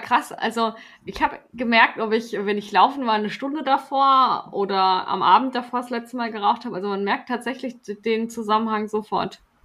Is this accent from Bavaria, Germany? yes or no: no; Stuttgart, Baden-Württemberg, Germany; als Stuttgarterin war ich ja damals auch auf dem Cannstatter Vasen und, und Bierzelt. Das, das nimmt man ja mit, wenn man dort aufwächst